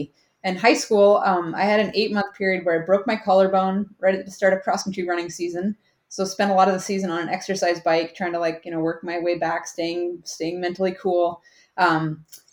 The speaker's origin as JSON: {"language": "English", "region": "Alaska", "country": "United States", "tie": "born or raised there", "said": "I grew up in Alaska, which is a big outdoor playground"}